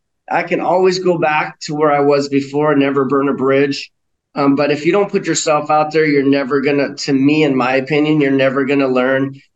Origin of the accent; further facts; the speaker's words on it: Hawaii, United States; I went to Maui because I'm from Hawaii, and I went there because to visit my dad, because my parents are divorced.